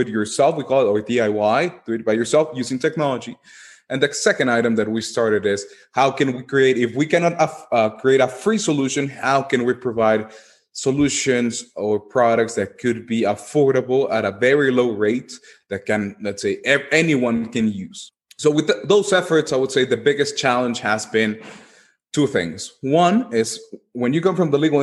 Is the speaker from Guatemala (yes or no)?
yes; Guatemala; my home country where I come from, in Guatemala